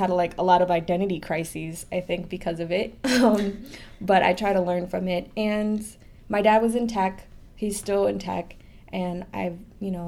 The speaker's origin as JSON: {"language": "English", "town": "New York City", "region": "New York", "country": "United States", "tie": "born or raised there", "also_born_or_lived": "Staten Island", "said": "I'm a very proud Brooklynite. I actually was born in Staten Island."}